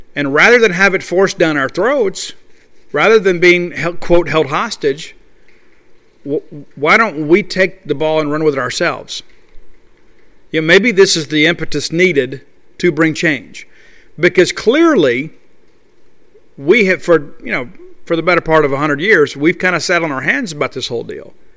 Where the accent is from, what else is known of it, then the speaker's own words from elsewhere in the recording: Columbia, Mississippi, United States; from Columbia, Mississippi, my hometown